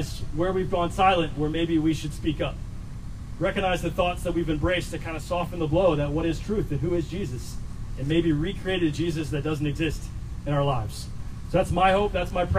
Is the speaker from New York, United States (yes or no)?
no; Virginia Beach, Virginia, United States; growing up in Virginia Beach, the military was all around